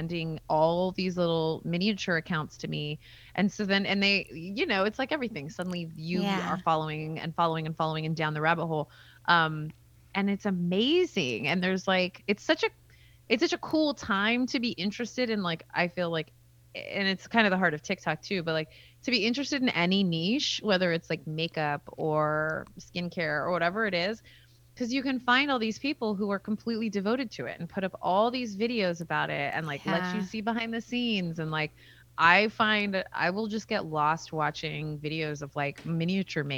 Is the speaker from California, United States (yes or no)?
yes; Bay Area, base of the Santa Cruz Mountains, California, United States; I'm from like kind of the base of the Santa Cruz Mountains